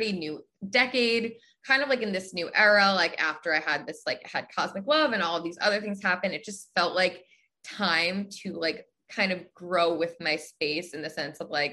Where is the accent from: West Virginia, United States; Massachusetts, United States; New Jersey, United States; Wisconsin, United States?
New Jersey, United States; moved away as an adult; also born or lived in Pennsylvania; now in Chicago, United States; I'm from the East Coast. Originally, I'm from New Jersey.